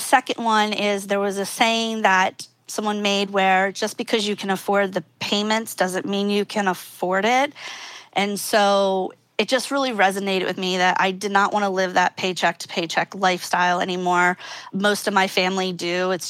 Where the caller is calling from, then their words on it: Philadelphia, Pennsylvania, United States; Good old Philadelphia, Pennsylvania.